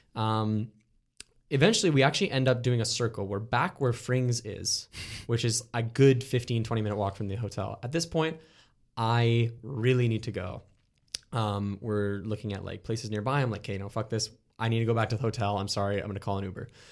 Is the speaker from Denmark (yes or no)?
no; Canada